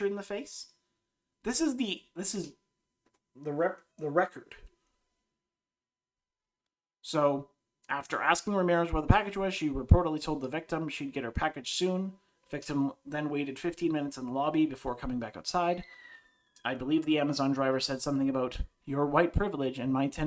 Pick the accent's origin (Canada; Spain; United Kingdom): Canada; I grew up in Canada